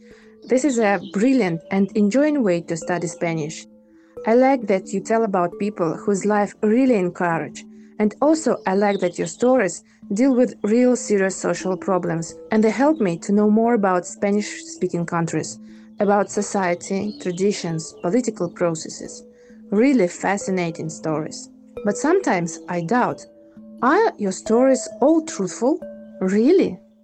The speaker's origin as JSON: {"language": "English", "region": "Siberia", "country": "Russia", "moved": "yes", "lives_now": "Moscow, Russia", "said": "I'm from Siberia, but now I live in Moscow."}